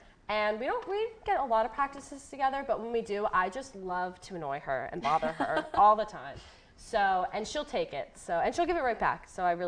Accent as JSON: {"language": "English", "town": "Dallas", "region": "Pennsylvania", "country": "United States", "tie": "born or raised there", "moved": "yes", "said": "I'm from Dallas, Pennsylvania. So not Dallas, Texas, PA."}